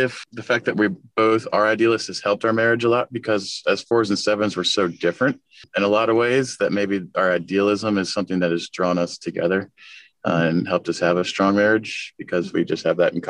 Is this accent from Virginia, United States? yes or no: yes; Virginia Beach, Virginia, United States; moved away; we're from Virginia Beach and we've been dealing with hurricanes our whole life.